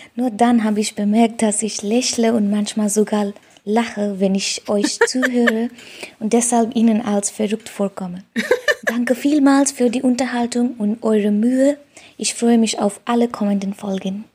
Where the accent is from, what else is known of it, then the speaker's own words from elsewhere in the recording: Nepal; now in Hamburg, Germany; ich komme aus Nepal und wohne in Hamburg